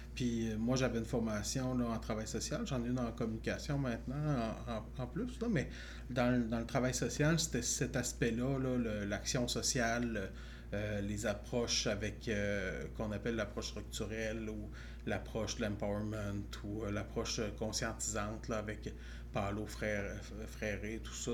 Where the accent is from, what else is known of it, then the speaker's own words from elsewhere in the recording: Chaudière-Appalaches, Quebec, Canada; moi, j'ai grandi dans Chaudière-Appalaches